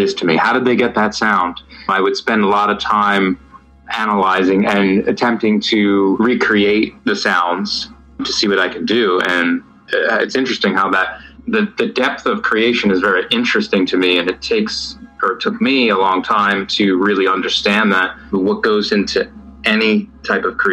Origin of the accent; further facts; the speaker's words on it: New Jersey, United States; now in Los Angeles, United States; grew up in New Jersey in America. And now I live in Los Angeles.